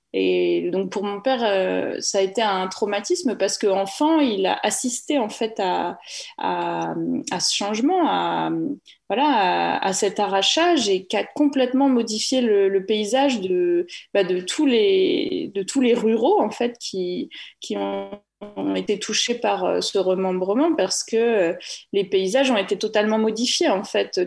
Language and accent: French; Normandy, France; moved away; also born or lived in Paris; je viens de Normandie où j'ai grandi dans une ferme